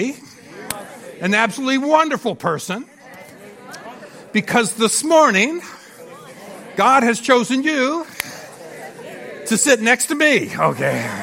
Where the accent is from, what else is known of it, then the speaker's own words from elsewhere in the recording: Phoenix, Arizona, United States; we're from Phoenix, Arizona, and fifth largest city in America now